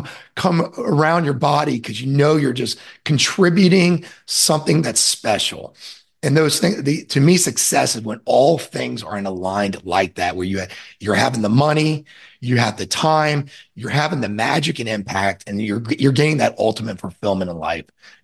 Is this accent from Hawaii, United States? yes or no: no; Orlando, Florida, United States; I'm from Orlando, Florida, and I grew up on the lake I live on now